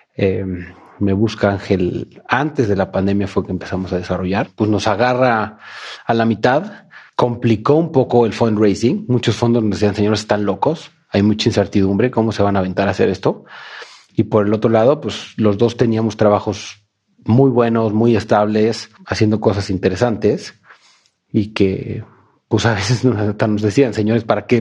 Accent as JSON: {"language": "Spanish", "region": "Mexico City", "country": "Mexico", "said": "en mi país, en mi ciudad"}